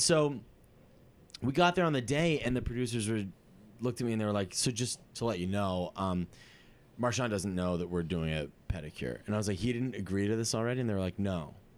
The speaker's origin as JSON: {"language": "English", "region": "Massachusetts", "country": "United States", "moved": "yes", "said": "I'm from Massachusetts"}